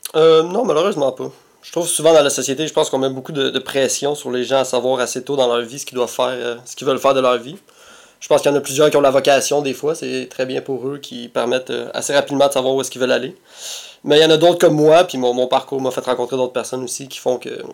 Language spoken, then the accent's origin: French; Montreal, Quebec, Canada; also born or lived in Repentigny; je pense que je suis né à Repartigny, Mais ben, j'ai grandi, j'ai vécu une bonne partie de ma vie à Tétroville. Euh, l'appellation officielle, c'est Mercier, Mercier S, qui est maintenant fusionné avec Hochelaga Maisonneuve